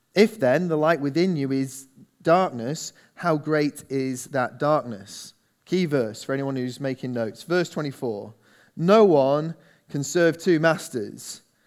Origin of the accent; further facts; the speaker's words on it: England, United Kingdom; we're English